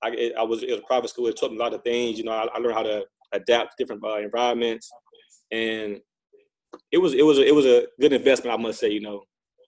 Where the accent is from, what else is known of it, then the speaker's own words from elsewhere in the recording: Miami, Florida, United States; I just wanted to stay home, you know, put on for my city